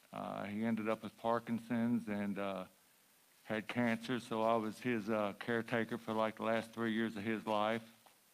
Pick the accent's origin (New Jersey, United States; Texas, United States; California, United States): Texas, United States; Huntsville; I'm from Huntsville, Texas.